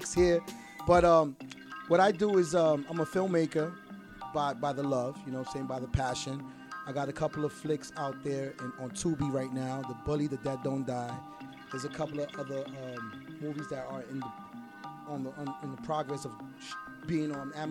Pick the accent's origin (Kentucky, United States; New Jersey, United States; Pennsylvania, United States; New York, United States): New York, United States; New York City; I'm from the Bronx, born and raised.